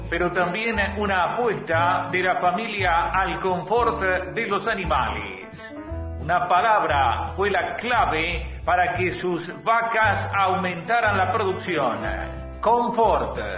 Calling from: Necochea, Buenos Aires Province, Argentina; Hola chicos, ¿qué tal? Buen día. … de Necochea.

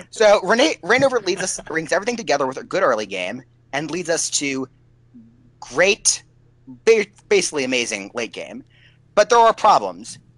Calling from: Washington, District of Columbia, United States; Washington D.C., where there are almost zero esports events.

